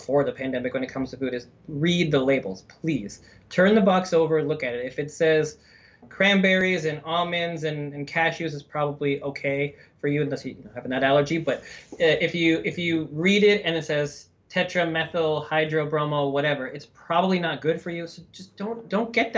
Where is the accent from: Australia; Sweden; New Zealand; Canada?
Canada; now in United States; I'm from Canada